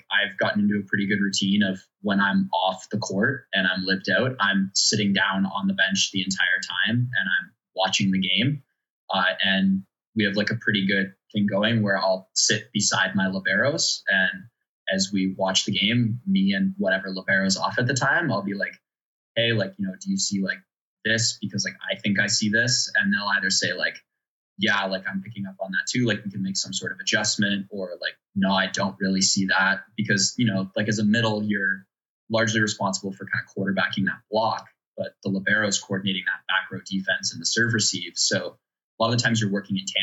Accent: London, Ontario, Canada; I'm from London

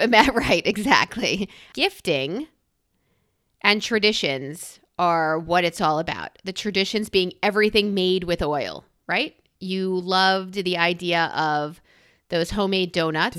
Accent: New York, United States; now in Philadelphia, United States; I'm a New Yorker

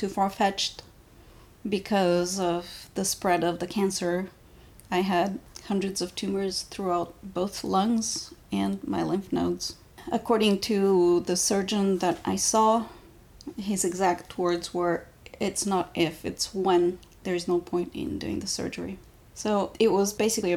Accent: Bulgaria; now in United States; I was born in Bulgaria and I was there

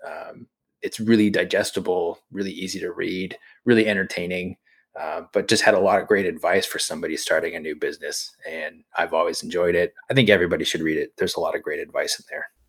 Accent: New England, United States; I grew up in New England

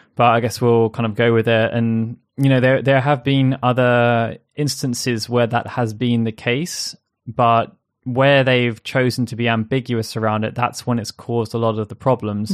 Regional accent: England, United Kingdom; I, as an English person

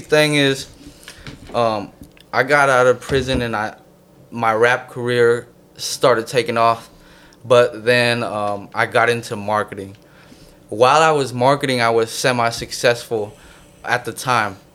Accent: San Jose, California, United States; also born or lived in Connecticut; Bay Area is where I'm from

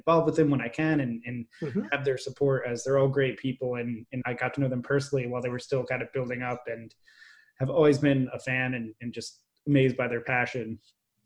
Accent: New Jersey, United States; moved away as an adult; also born or lived in New York City; I grew up in New Jersey and lived there for quite a while.

